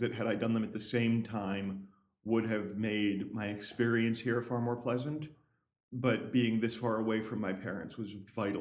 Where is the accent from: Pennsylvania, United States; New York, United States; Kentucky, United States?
New York, United States; Schuylerville; moved away; also born or lived in Hartford, Connecticut; Grew up in upstate New York, mm-hmm. in a small town called Schuylerville